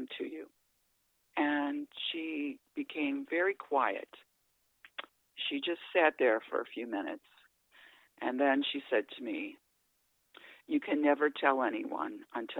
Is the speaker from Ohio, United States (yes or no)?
yes; Ohio, United States; now in Illinois, United States; I grew up in Ohio, so my mother lives in Ohio, and I live in Illinois